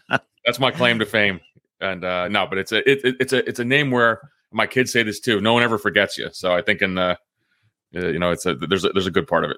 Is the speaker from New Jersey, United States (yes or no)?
yes; New Jersey, United States; moved away as an adult; also born or lived in Athens, Greece; now in Northern Virginia, United States; I grew up a middle class kid from New Jersey